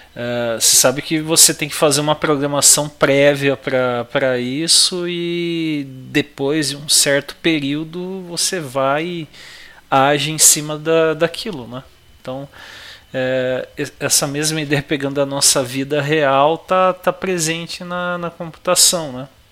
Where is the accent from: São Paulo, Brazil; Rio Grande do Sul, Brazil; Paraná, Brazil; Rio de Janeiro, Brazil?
São Paulo, Brazil; como bom paulista